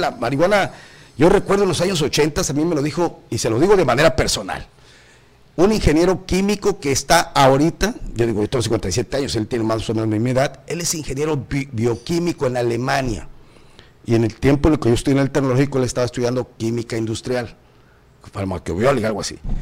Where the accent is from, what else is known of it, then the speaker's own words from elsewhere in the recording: Tamaulipas, Mexico; now in Cozumel, Mexico; soy del norte, compadre, soy de Tamaulipas